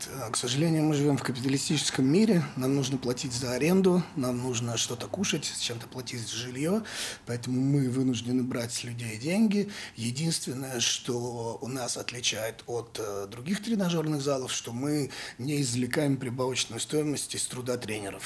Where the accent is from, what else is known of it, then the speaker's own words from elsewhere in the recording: Saint Petersburg, Russia; also born or lived in Vologda Oblast; я родился в Вологодской области, но это было там, потому что папу отправили в командировку там на два года. Соответственно, я там родился, прожил, может, пару месяцев и всю жизнь живу в Питере.